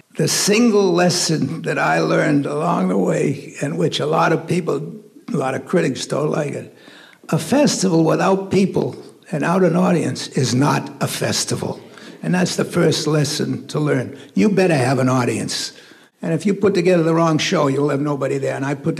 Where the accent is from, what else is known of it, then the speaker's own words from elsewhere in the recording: Boston, Massachusetts, United States; I was from Boston. I wasn't even part of the New York jazz establishment